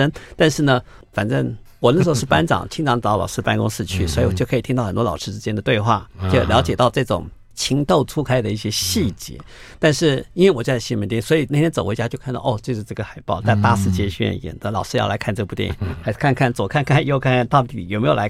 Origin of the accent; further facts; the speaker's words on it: Taipei, Taiwan; 我在美都丽长大的，我在看美都丽的电影，那时候还是两层楼的水泥建筑。